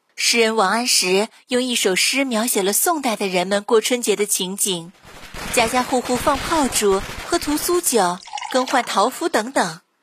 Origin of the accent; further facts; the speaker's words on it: China; 传统节日对于我们中国人来说是非常重要的